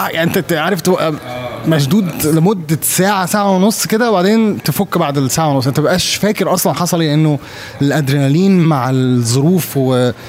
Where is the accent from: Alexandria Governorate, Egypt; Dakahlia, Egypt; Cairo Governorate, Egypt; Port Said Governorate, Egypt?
Alexandria Governorate, Egypt; Alexandria; accent: Egyptian; also born or lived in Saudi Arabia; الاكسنت المصري مصر لا يمكن عشان انا اتولدت في السعوديه عشت فيها 12 سنه او 12 سنه وبعد كده آه، اقمت بقى في اسكندريه آه، فتره طويله جدا من عمري